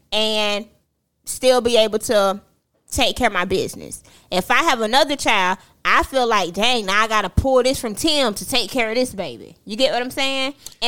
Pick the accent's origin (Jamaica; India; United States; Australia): Jamaica; I'm a Jamaican.